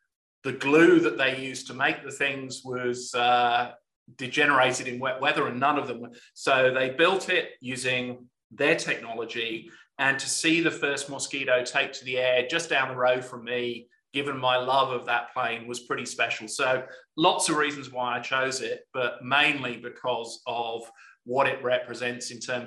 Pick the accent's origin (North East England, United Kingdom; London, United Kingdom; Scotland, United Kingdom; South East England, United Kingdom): South East England, United Kingdom; Hampshire; moved away as an adult; also born or lived in South Wales / Leeds / New Zealand; now in Australia; I was born in South Wales, but spent most of my childhood in Hampshire